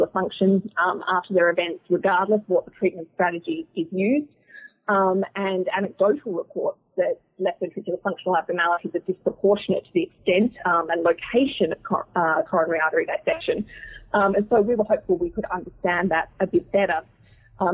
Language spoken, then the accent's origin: English; Australia; moved away as an adult; now in Boston, United States; I'm originally from Australia. I'm an Australian-trained cardiologist